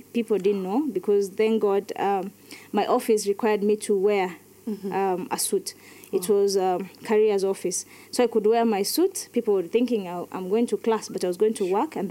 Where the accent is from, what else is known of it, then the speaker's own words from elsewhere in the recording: Wajir, Wajir County, Kenya; also born or lived in Nyahururu; now in Nairobi, Kenya; I am born, brought up in Wajir, came back to, we came to Nyahururu, and that's where we are living right now